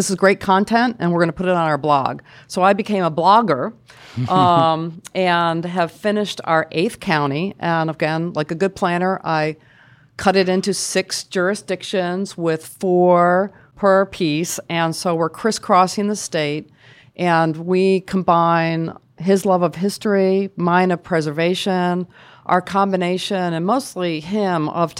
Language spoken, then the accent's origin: English; Boston, Massachusetts, United States; moved away as an adult; So I moved to Maryland, which I considered a very southern state. I came from Boston and moved here for a job at Hopkins.